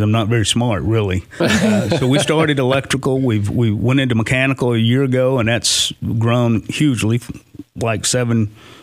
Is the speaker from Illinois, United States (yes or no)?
no; Nashville, Tennessee, United States; now in Clarksville, United States; I'm from Nashville